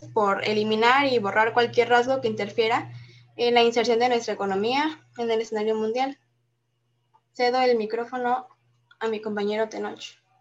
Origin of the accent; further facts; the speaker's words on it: Mexico; los que lo que nos hace mexicanos y lo que nos representa ante el mundo